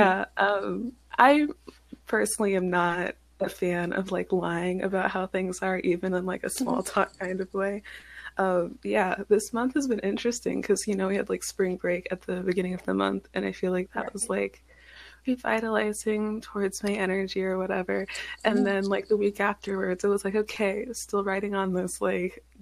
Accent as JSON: {"language": "English", "region": "Kansas", "country": "United States", "moved": "yes"}